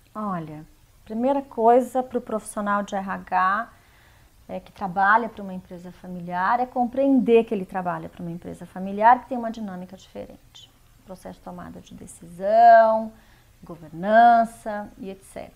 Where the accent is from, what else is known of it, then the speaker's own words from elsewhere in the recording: interior of Mato Grosso do Sul, Brazil; eu sou de, do interior de Mato Grosso do Sul